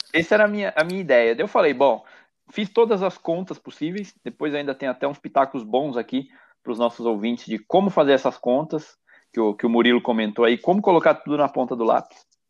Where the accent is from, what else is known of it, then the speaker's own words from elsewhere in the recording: Itatiba, São Paulo, Brazil; moved away as an adult; also born or lived in Barueri; Aos finais de semana eu acabo voltando bastante para minha terra natal aqui no interior